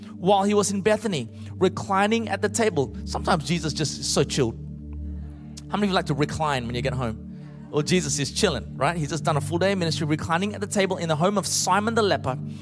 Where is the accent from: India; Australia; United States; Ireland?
Australia; also born or lived in Malaysia; I was born in Malaysia originally. My parents uh, gave up everything and immigrated to Australia